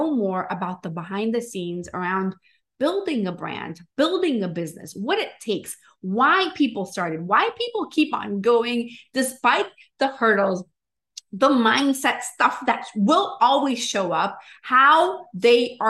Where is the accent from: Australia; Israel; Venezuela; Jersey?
Venezuela; now in Miami, United States; I am originally from Venezuela, but I live in Miami